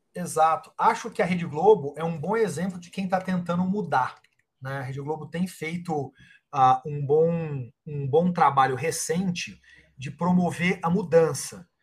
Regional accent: Uberaba, Minas Gerais, Brazil; moved away; eu sou de Uberaba, Minas Gerais, uma cidade de uh, ah, 300 mil habitantes

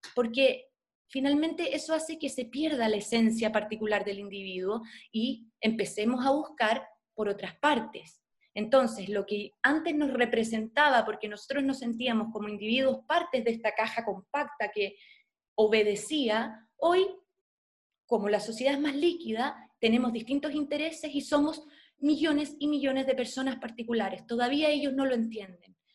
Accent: Chile; soy chilena, soy periodista

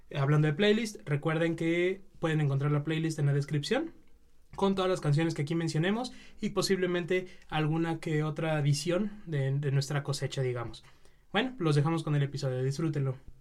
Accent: Mexico; nosotros como mexicanos

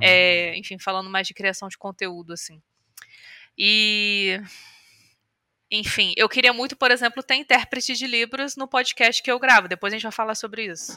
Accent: Volta Redonda, Rio de Janeiro, Brazil; eu nasci em Volta Redonda, que é uma cidade do estado do Rio

